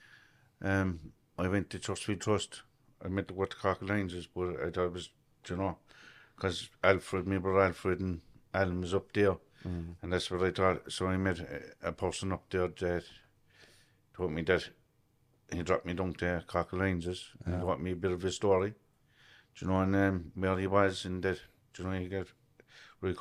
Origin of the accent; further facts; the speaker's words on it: Cork, Munster, Ireland; I grew up in Achnaheeny, the north side